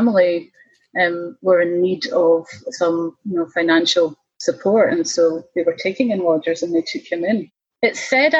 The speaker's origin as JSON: {"language": "English", "town": "Kirkintilloch", "region": "Scotland", "country": "United Kingdom", "tie": "born or raised there", "also_born_or_lived": "Japan", "said": "my hometown, Kirkintilloch"}